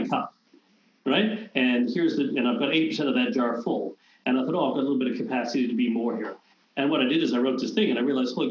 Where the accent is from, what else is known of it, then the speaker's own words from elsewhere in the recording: Canada; I'm Canadian